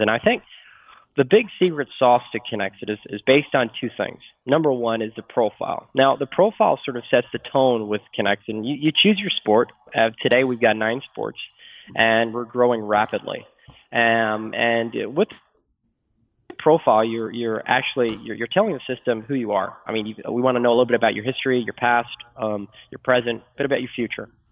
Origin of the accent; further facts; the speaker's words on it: Sweden; moved away; I'm from Sweden, or, uh, Sweden originally